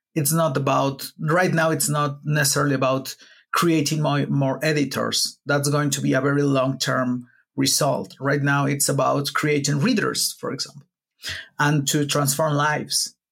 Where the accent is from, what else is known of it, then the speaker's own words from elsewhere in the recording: Puebla, Mexico; I'm not from Mexico City. I'm from Puebla, which is a city that's like a two-hour drive from Mexico City.